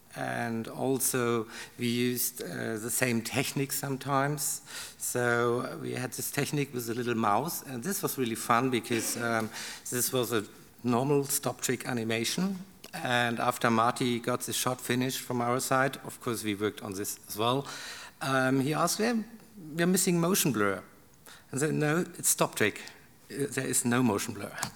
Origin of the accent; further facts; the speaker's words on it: Karlsruhe, Baden-Württemberg, Germany; English is a second language; I'm from Karlsruhe, so it's okay to work in Stuttgart